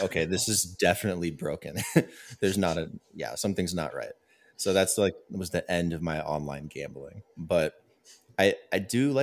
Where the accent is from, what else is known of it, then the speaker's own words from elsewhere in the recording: Las Vegas, Nevada, United States; I'm from Las Vegas